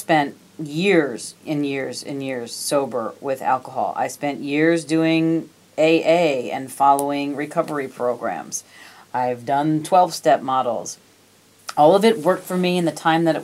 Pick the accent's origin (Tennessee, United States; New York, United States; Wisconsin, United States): New York, United States; I was born and raised in New York